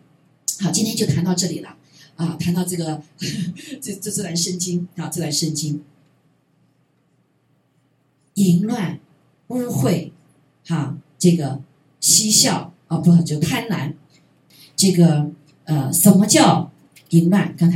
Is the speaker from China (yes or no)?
yes; China; 我们中国人更是这样子，因为我们被被破坏了啊，被破坏。